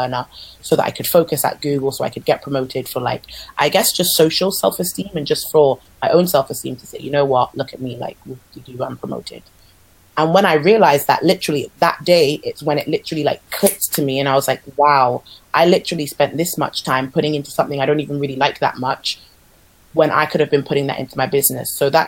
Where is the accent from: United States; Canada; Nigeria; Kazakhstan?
Nigeria; like even though I'm Nigerian, I was never really taught specific Afro dance